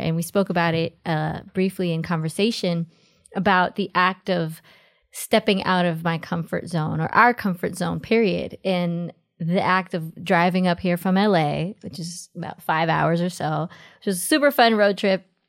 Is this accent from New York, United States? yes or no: yes; New York City, New York, United States; also born or lived in Los Angeles; I was born in Jackson Heights, Queens, New York